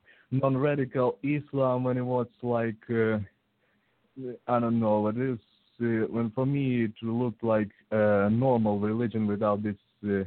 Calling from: Ukraine; English is a second language; I'm actually calling from Ukraine via Google.

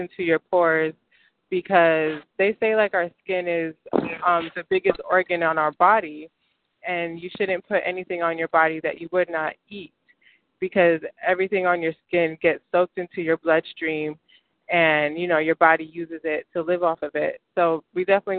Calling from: Stone Mountain, Georgia, United States; I'm calling from Stone Mountain, Georgia.

